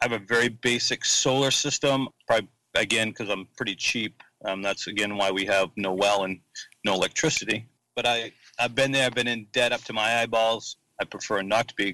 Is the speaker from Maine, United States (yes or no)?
yes; Hermon, Maine, United States; also born or lived in Frederick, Maryland / Howland, Maine; He built a house in Herman, Maine. And that's where I grew up